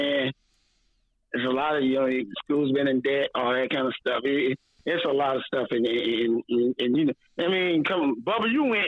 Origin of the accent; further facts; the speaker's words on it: Daytona Beach, Florida, United States; I grew up in Daytona Beach.